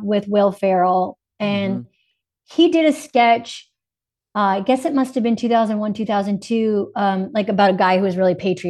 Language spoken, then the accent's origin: English; Boston, Massachusetts, United States; My lady probably fell into like a little Boston at times, just because that's my hometown.